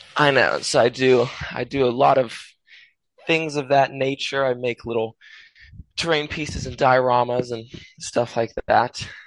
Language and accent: English; United States; I'm American